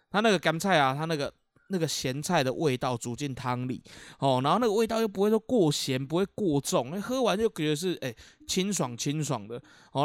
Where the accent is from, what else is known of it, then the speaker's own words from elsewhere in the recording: Keelung, Taiwan; 我们基隆人也不太吃这个顶边醋